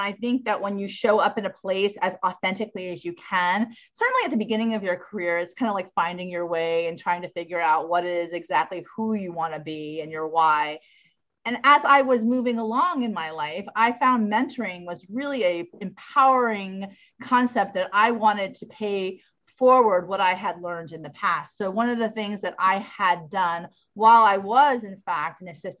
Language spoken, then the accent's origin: English; Orlando, Florida, United States; born there; I was born in Orlando, Florida. My parents were actually stationed there during the Vietnam War, but my parents are New Yorkers. So I'm from an Italian American family from New York